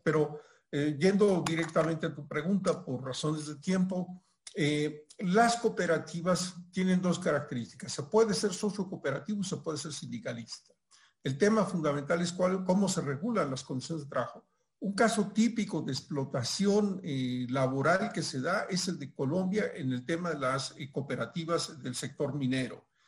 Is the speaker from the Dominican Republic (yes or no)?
no; Mexico; acá en mi país, en México, donde estoy ahora por el tema de la pandemia